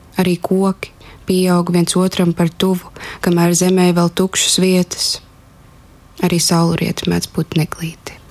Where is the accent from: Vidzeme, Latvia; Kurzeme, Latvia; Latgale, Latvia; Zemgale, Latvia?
Vidzeme, Latvia; Mālpils; Es esmu augusi arī ne no Rīgas, es nāku no Mālpils